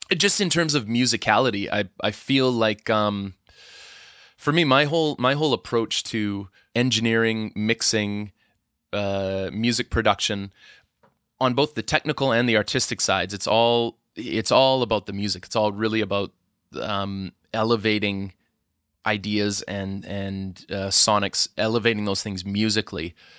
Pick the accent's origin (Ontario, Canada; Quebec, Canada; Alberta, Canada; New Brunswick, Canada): Alberta, Canada; Edmonton; moved away; I'm from Edmonton originally